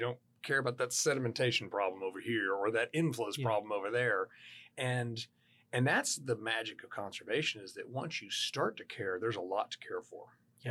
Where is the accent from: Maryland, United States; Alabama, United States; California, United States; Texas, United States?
Texas, United States; Houston; growing up in Houston, Texas